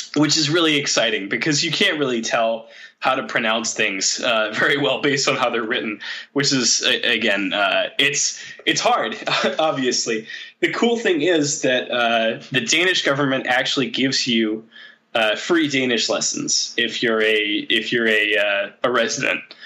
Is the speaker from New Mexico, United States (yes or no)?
no; Michigan, United States; moved away as an adult; also born or lived in Chicago / Seattle / Saudi Arabia; now in Denmark; I was still living in my home state of Michigan